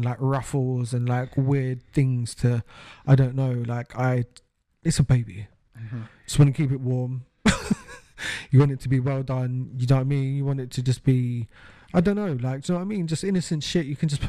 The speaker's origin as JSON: {"language": "English", "country": "United Kingdom", "said": "this is literally the final nail in the coffin as far as British people and our rights"}